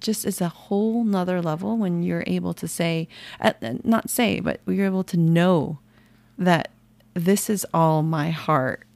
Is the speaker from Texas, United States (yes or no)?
no; San Jose, California, United States; I was born in San Jose, California